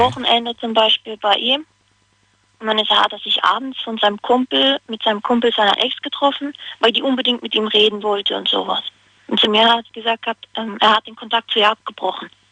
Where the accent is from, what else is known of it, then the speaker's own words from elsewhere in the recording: Hagenbach, Rhineland-Palatinate, Germany; Aus Hagenbach. Das liegt in Karlsruhe, in der Nähe.